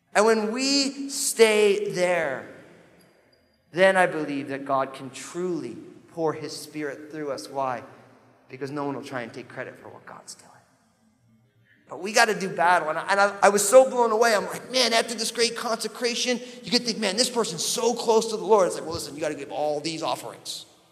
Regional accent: New Jersey, United States; I am from New Jersey.

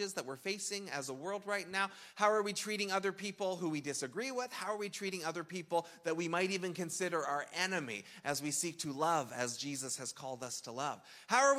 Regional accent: Canada; We're Canadian

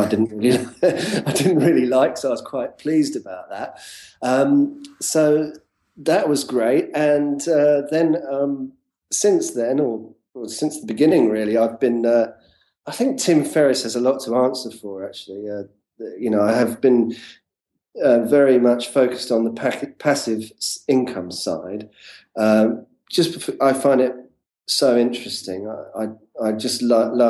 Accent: London, United Kingdom; I'm from talking from London, UK, and this is where I'm from.

